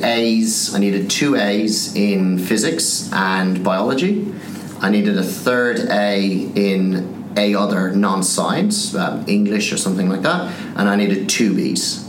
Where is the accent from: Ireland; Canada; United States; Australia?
Ireland; Skibbereen, Munster; moved away as an adult; also born or lived in London; I'd never left my hometown, which is a little town called Skibbereen in Southern Ireland.